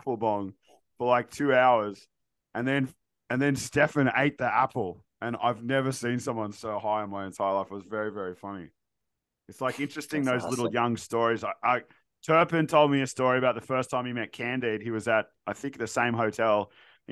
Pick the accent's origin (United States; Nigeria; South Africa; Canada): Canada; now in Australia; I grew up in Canada